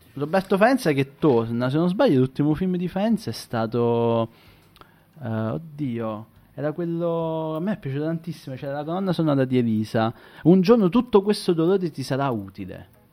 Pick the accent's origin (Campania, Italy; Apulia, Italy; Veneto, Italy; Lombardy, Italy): Campania, Italy; province of Salerno; io vengo dalla provincia di Salerno